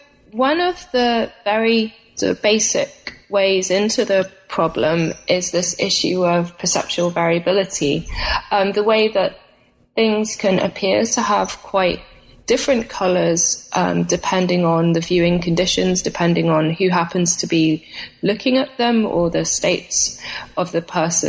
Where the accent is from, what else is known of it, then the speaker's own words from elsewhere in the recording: United Kingdom; because I'm from Britain originally, and in the UK we choose our degree subjects before starting university.